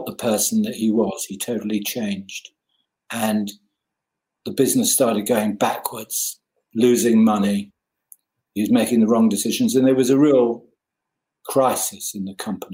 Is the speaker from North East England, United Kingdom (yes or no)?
no; Richmond, London, United Kingdom; I was born in Richmond, Surrey.